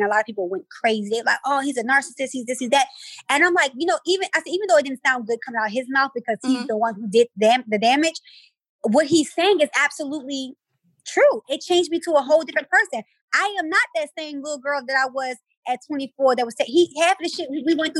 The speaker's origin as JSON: {"language": "English", "town": "Baltimore", "region": "Maryland", "country": "United States", "said": "I'm from West Baltimore. I don't come from shit."}